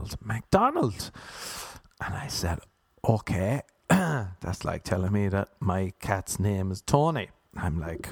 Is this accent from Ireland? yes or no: yes; Ireland; now in United States; I'm Irish